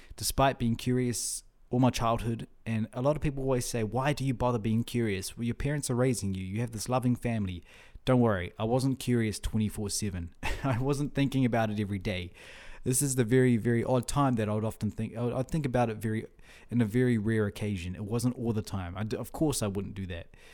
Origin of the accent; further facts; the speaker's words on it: Whangarei, Northland, New Zealand; first language Russian; moved away as an adult; also born or lived in Russia; now in Auckland, New Zealand; we also had support groups in our town, in Whangarei, my, my hometown.